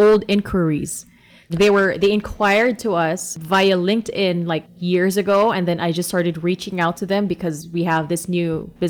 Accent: Philippines; we're Asian and they see that, you know, they ask us where we're from, then we say we're from the Philippines.

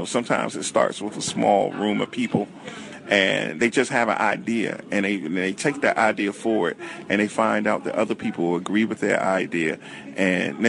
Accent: Washington, District of Columbia, United States; I went to Blue and McKinley High Schools here in the District of Columbia, and I grew up on Martin Luther King Avenue.

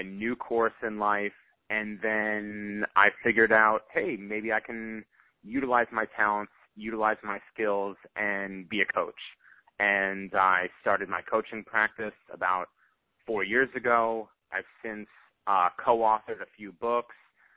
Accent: northeastern Pennsylvania, United States; moved away as an adult; now in Texas, United States; I really wanted to do good in my home community. That was the area that I grew up

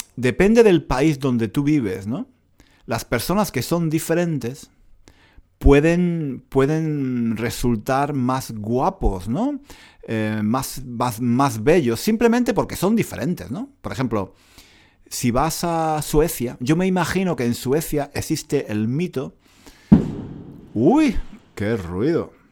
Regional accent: Granada, Andalusia, Spain; moved away as an adult; now in London, United Kingdom; Granada, en España, paseando por las calles de mi antigua ciudad, mi ciudad natal.

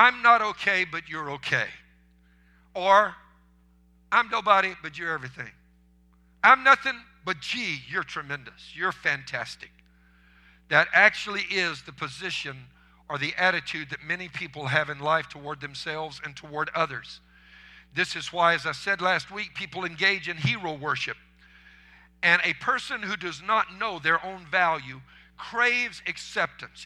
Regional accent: Cajun, Louisiana, United States; I'm a Cajun.

